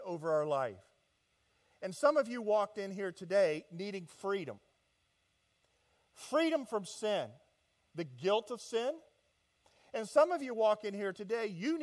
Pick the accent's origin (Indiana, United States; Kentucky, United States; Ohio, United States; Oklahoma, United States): Indiana, United States; Indianapolis; moved away as an adult; now in Southern California, United States; I am from Indianapolis, Indiana